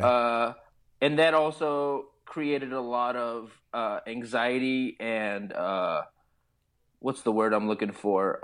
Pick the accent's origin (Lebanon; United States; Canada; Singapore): Lebanon; Beirut, Beirut Governorate; moved away; growing up in Beirut